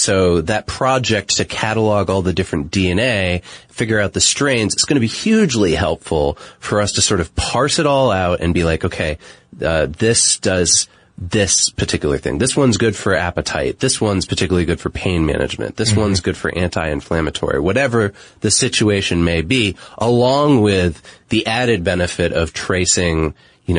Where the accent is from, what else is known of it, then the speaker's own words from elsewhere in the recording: United States; I'm speaking as an American and living in American culture.